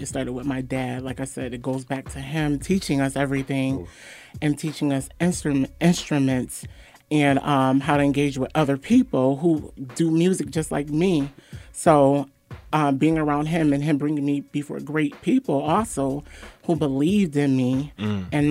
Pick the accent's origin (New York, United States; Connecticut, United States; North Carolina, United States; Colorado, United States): Connecticut, United States; Waterbury